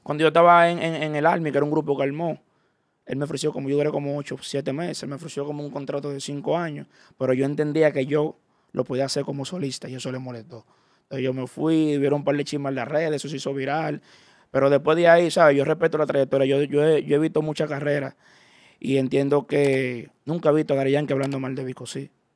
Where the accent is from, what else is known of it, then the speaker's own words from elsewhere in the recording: Dominican Republic; soy dominicano, sino que yo vengo de abajo